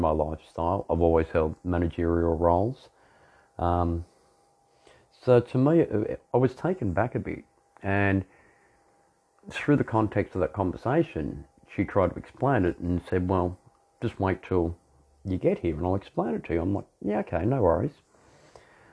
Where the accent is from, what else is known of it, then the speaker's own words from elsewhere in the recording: Australia; I'm an Australian dominant male